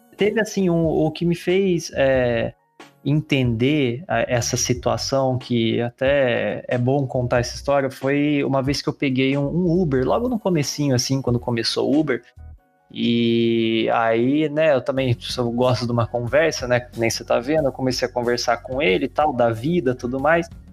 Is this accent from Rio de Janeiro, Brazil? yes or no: no; Pindamonhangaba, São Paulo, Brazil; also born or lived in Poços de Caldas; now in São Paulo, Brazil; eu sou de Pindamonhangaba, que é outra cidade do interior